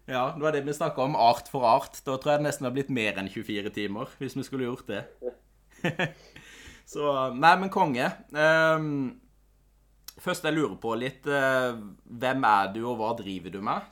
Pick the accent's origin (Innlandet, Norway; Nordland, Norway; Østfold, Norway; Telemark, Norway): Telemark, Norway; jeg er fra Kvitsøy i Telemark